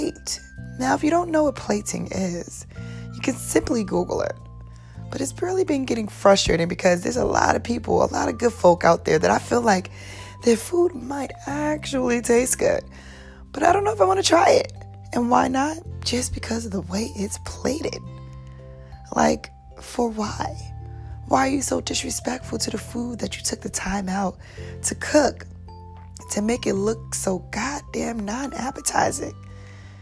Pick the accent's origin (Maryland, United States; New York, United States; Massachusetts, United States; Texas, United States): New York, United States; New York City; now in Atlanta, United States; I am from NYC, born and raised, all day, Staten Island